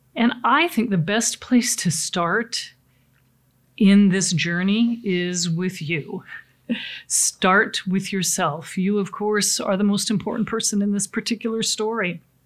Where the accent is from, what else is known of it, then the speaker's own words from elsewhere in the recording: Pacific Northwest, United States; I come from the Pacific Northwest, uh, beautiful lakes, lots of sailing there